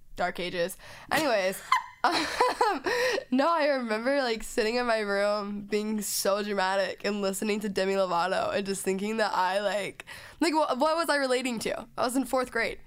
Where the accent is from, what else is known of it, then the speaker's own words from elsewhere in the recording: Dallas, Texas, United States; moved away; I'm from Dallas